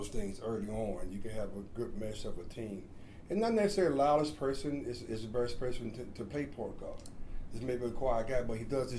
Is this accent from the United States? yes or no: yes; Birmingham, Alabama, United States; moved away as an adult; now in Raleigh-Durham, United States; I'm originally from Birmingham, Alabama. I moved here.